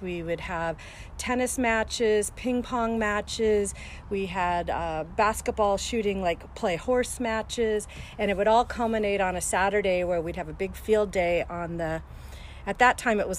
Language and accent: English; Tacoma, Washington, United States; also born or lived in Seattle; I grew up in the house that I live on Forest Glen Lane. I moved here when I was about 7 years old, and we moved down from Seattle